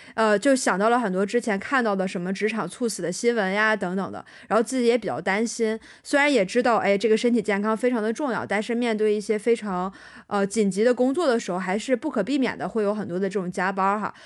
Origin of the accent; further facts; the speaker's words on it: Dalian, Liaoning, China; moved away as an adult; also born or lived in Shanghai; 我是大连人，然后第一份工作结束之后呢，是从大连去了上海开始的我的第二份工作